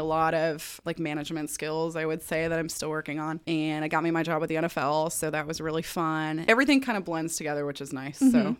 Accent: Denver, Colorado, United States; moved away as an adult; also born or lived in Atlanta; I was born in Denver, Colorado. Ooh. 32 years ago.

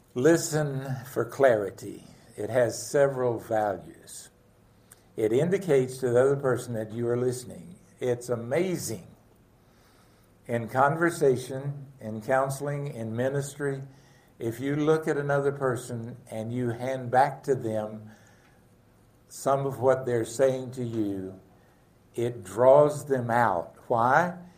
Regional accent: the South, United States; I grew up in the South with wonderful parents, dad and mom

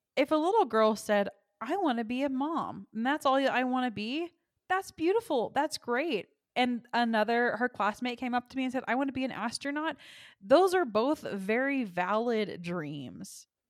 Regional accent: Texas, United States; I was raised in the Bible Belt in Texas in a Christian home

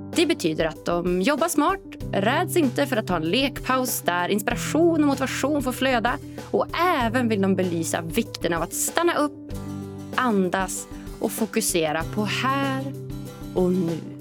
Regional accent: Norrland, Sweden; jag är norrlänning

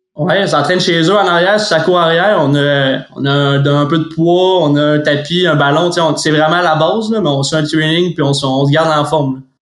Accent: Saguenay, Quebec, Canada; je viens du Saguenay

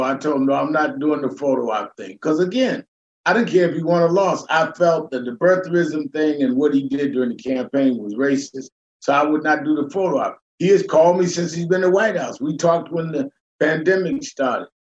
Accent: New York City, New York, United States; I grew up in the North, raised in Brooklyn, New York

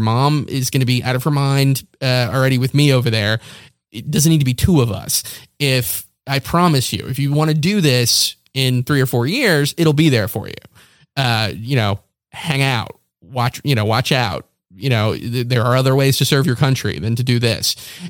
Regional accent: Morehead City, North Carolina, United States; born there; I was born in North Carolina. I was born in Eastern North Carolina. I was technically born in Morehead City, North Carolina, but that's because that's where the nearest hospital was.

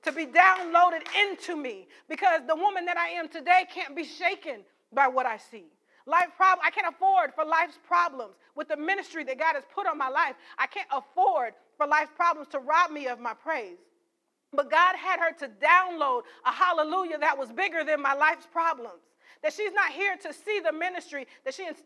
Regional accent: St. Paul, Minnesota, United States; we grew up in St. Paul, Minnesota

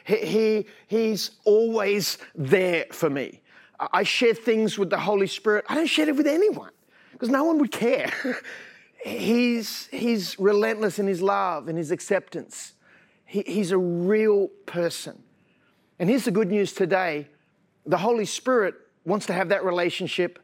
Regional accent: Sydney, New South Wales, Australia; also born or lived in French's Forest / United States; I was born in Manly Hospital

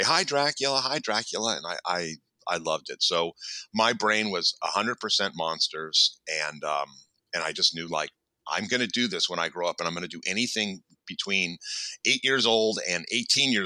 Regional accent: Los Angeles, California, United States; I grew up here in Los Angeles in the San Fernando Valley. I'm an original 818er

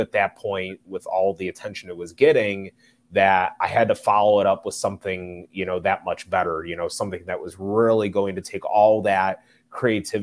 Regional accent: Chicago, Illinois, United States; I am originally from Chicago, Illinois, here in the northwest suburbs

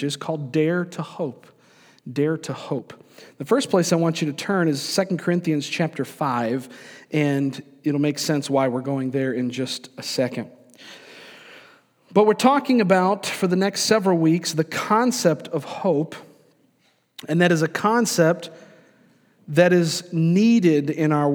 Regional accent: Florida, United States; also born or lived in New York; I grew up in Florida, I was born in New York, but spent most of my years coming up in the state of Florida

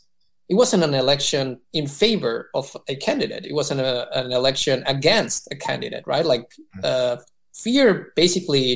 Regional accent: Mexico; moved away as an adult; now in United States; I was born and raised in Mexico for the most part

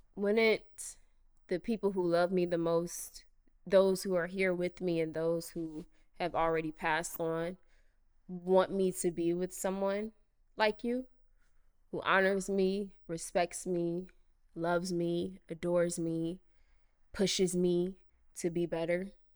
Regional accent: Cincinnati, Ohio, United States; moved away as an adult; also born or lived in Chicago; growing up in Cincinnati, Ohio

